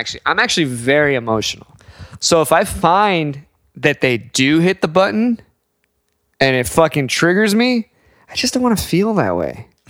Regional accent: United States; And as an American

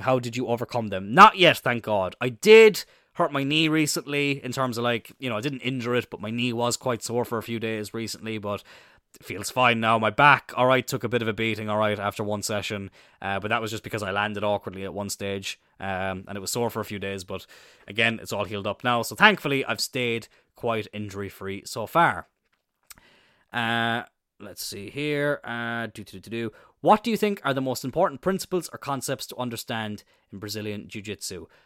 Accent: Ireland; also born or lived in Wales; growing up in Ireland

